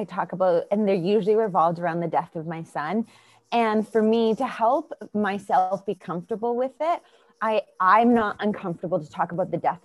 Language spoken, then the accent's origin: English; Winnipeg, Manitoba, Canada; moved away as an adult; Born and raised in just outside of Winnipeg, Manitoba